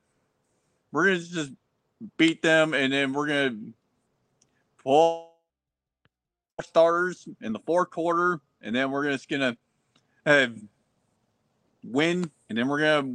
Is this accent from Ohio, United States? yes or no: yes; Ohio, United States; also born or lived in Tyler, Texas; I'm here in my Ohio. I'm from Ohio.